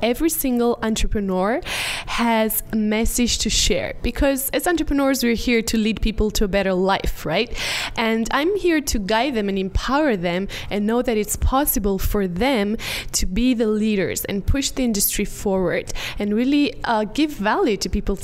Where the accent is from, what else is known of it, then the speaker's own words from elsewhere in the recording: Romania; I organize live events, mainly in my home country in Romania